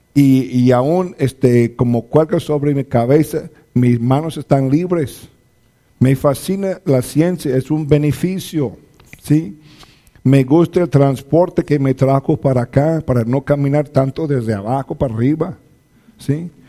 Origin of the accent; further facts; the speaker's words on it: United States; now in Zacatecas, Mexico; soy norteamericano, mi esposa también es norteamericana